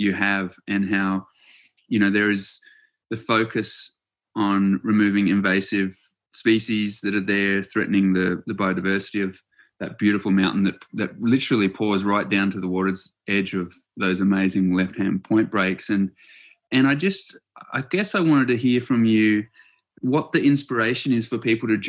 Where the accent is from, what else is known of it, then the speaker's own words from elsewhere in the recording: New Zealand; moved away; I was born in New Zealand and have spent a fair bit of time back there